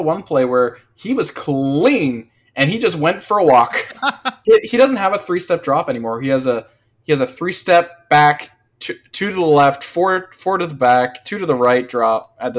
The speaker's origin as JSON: {"language": "English", "country": "Canada", "tie": "born or raised there"}